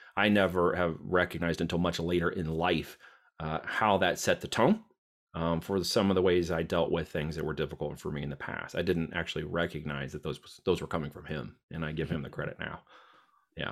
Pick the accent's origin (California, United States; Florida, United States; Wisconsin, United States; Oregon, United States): Oregon, United States; moved away as an adult; also born or lived in Iowa; I'm headed out from Oregon